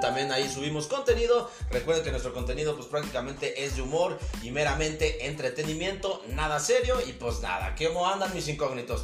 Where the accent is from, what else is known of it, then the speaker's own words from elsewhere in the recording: Dolores Hidalgo, Guanajuato, Mexico; somos de Dolores Hidalgo